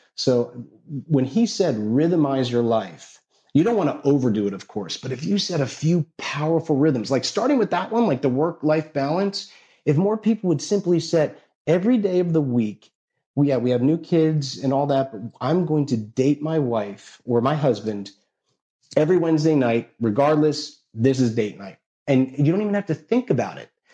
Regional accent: New Jersey, United States; I grew up in North Jersey.

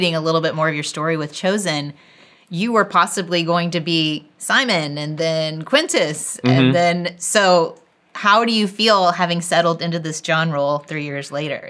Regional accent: Midwest, United States; from the Midwest, and I've said a few things on here, and they're like, I don't know what you're talking about.

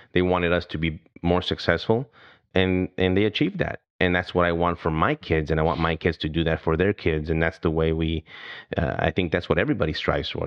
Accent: El Paso, Texas, United States; I grew up in El Paso, Texas, a border town

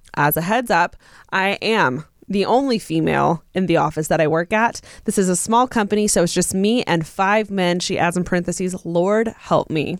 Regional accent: Inland Empire, Southern California, United States; moved away as an adult; also born or lived in Orange County, California; now in Los Angeles, United States; I'm from Southern California, but I'm not from LA. And I remember even just moving to Orange County from like the IE, which is where I'm from

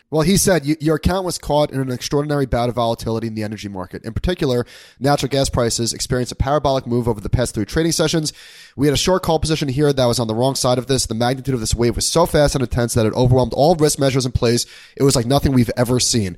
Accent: Long Island, New York, United States; now in Brooklyn, United States; we're in the process of, of looking for a house in my hometown on Long Island.

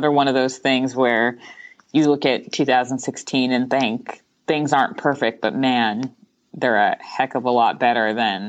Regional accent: California, United States; sometimes I'm a Californian who can't take their California blinders off.

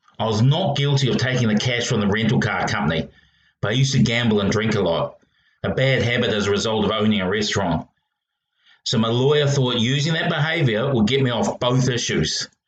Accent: Australia; But being Australian, and especially the involvement of this particular detective, I'm not getting my hopes up.

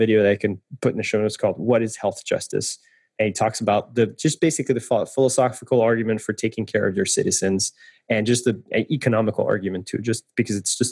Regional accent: France; moved away; I'm French, and I come from France

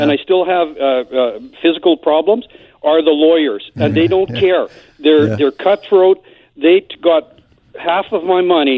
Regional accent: Manitoba, Canada; now in British Columbia, Canada; I'm originally from Manitoba

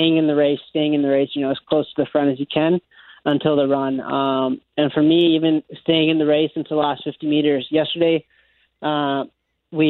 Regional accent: Winnipeg, Manitoba, Canada; I come from Winnipeg

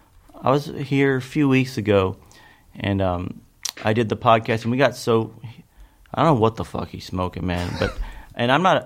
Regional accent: Kentucky, United States; growing up in Kentucky, it was kind of all there is.

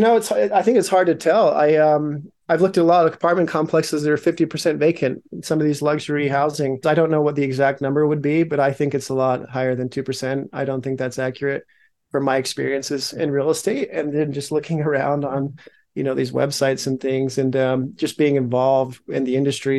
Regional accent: Logan, Utah, United States; also born or lived in Salt Lake City, Utah; I was born in Salt Lake, grew up in Logan

